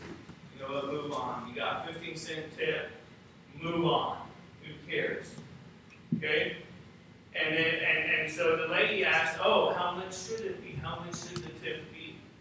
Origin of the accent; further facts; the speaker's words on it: United States; As an American